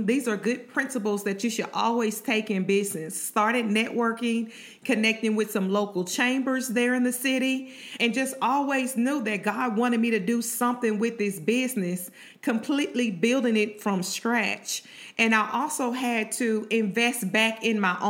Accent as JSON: {"language": "English", "town": "Shreveport", "region": "Louisiana", "country": "United States", "tie": "born or raised there", "said": "my hometown Shreveport in the land. So that's where I went to high school."}